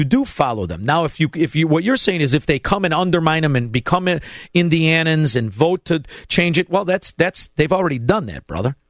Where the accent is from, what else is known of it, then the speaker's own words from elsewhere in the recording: Melrose Park, Illinois, United States; everybody I grew up with in Melrose Park